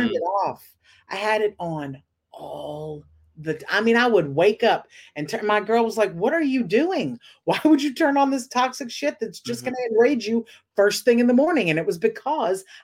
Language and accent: English; the South, United States; also born or lived in Dallas, Texas; now in Los Angeles, United States; I'm from the South